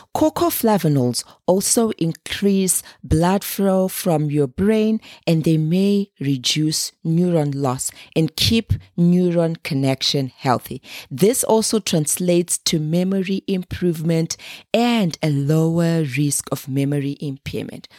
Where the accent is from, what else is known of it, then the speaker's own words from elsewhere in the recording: Zimbabwe; moved away; Being born and raised in Zimbabwe, a small landlocked country in the southern part of Africa